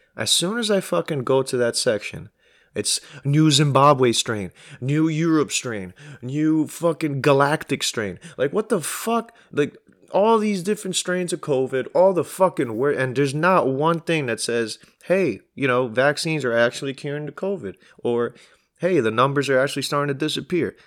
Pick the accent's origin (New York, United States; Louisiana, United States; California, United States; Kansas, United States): New York, United States; New York City; I'm from Queens, East Elmhurst